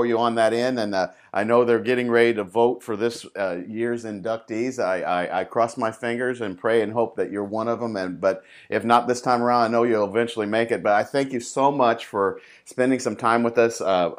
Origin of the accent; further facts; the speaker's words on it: Indianapolis, Indiana, United States; moved away as an adult; now in Houston, United States; I was originally born and raised in Indianapolis, lived there for 25 years, then moved out. I've lived here in Houston for 20 years